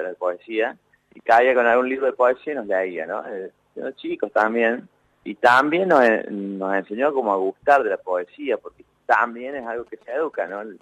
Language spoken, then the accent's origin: Spanish; Villa Dolores, Córdoba, Argentina; now in Buenos Aires, Argentina; yo nací en el Valle de Sierra, en Villa Dolores, como te contaba, mi mamá y mi papá, una pareja muy jovencita